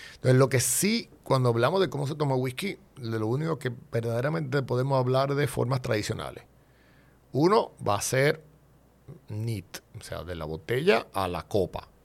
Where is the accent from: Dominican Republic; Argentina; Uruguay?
Dominican Republic; yo me defino como un dominicano atípico